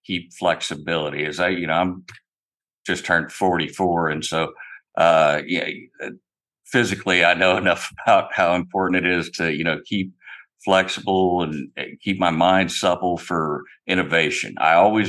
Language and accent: English; Opelika, Alabama, United States; moved away as an adult; also born or lived in Iowa; now in Eugene, United States; I grew up in Alabama. I was born in Iowa, but I grew up, spent my life from the years 5 until I was 27 when I joined the military in Alabama